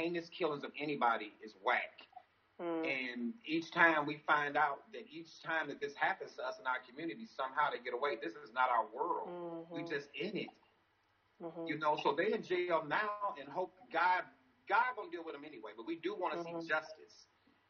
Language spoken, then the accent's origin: English; St. Louis, Missouri, United States; I'm from St. Louis